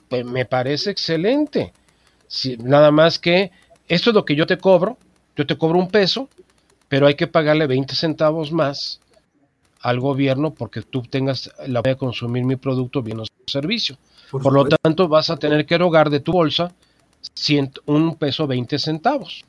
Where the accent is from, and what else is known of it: Mexico